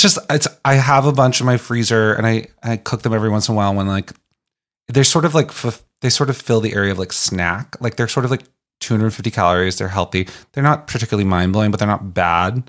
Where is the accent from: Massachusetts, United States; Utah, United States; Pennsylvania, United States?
Massachusetts, United States; Boston; I'm from Boston